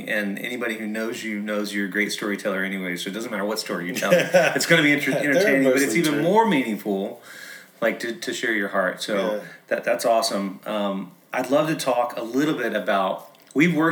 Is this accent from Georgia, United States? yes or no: yes; Atlanta, Georgia, United States; now in New Jersey, United States; I grew up in Atlanta